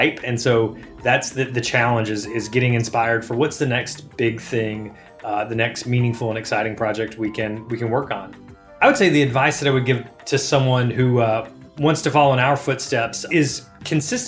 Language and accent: English; Alabama, United States; also born or lived in Mississippi / Georgia / North Carolina; now in Boston, United States; I am from Alabama, went to college in Mississippi, lived in Georgia and North Carolina